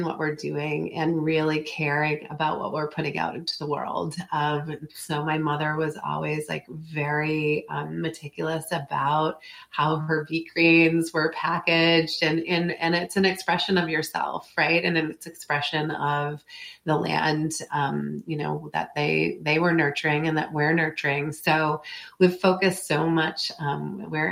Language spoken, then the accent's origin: English; Montville, Maine, United States; also born or lived in Massachusetts; moved to Maine when I was in the third grade. We are originally from Massachusetts